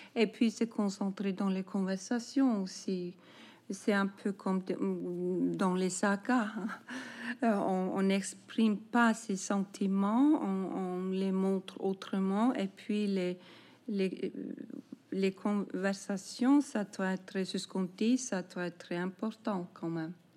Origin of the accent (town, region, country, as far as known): Iceland